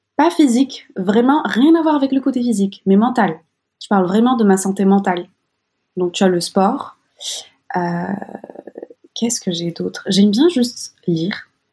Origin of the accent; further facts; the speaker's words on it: Morocco; j'ai grandi au Maroc